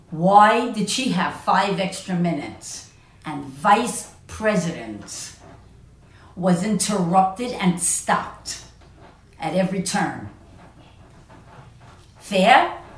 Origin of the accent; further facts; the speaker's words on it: United States; As an American voter